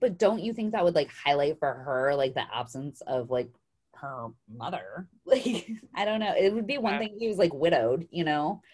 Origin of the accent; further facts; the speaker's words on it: Idaho, United States; now in Arizona, United States; I'm growing up in Idaho